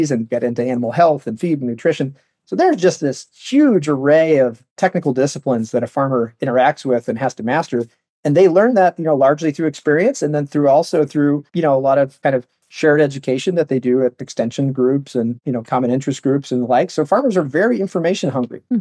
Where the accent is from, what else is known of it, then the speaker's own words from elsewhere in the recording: Palo Alto, California, United States; I'm from Palo Alto. Grew up in Silicon Valley